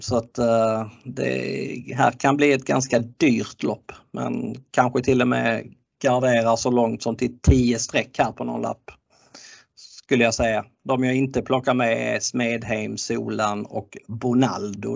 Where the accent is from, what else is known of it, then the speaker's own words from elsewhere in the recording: Skåne, Sweden; jag är skåning